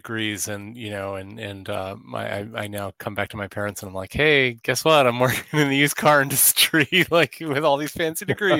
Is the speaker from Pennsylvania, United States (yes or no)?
no; New Jersey, United States; born there; also born or lived in Houston / Pacific Northwest; I was born in New Jersey.